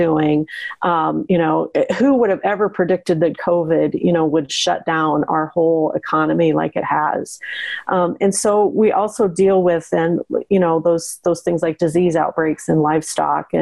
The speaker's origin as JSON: {"language": "English", "region": "Western Nebraska", "country": "United States", "tie": "born or raised there", "said": "when I was a girl growing up in Western Nebraska"}